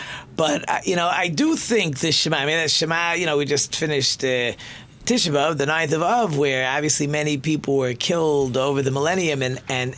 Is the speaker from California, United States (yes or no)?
no; Monsey, New York, United States; when I grew up in Muncie